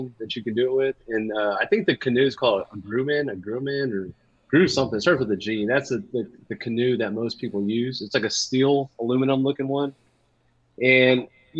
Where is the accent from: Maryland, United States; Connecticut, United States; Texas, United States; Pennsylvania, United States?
Texas, United States; La Porte; also born or lived in San Antonio / Sugar Land; I grew up in La Porte